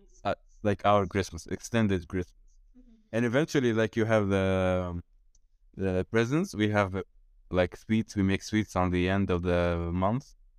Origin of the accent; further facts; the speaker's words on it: Tunisia; moved away as an adult; now in Italy; I'm 22 years old. I'm from Tunisia